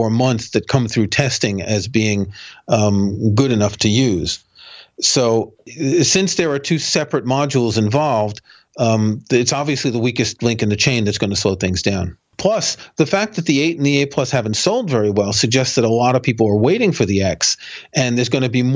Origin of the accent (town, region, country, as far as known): New York, United States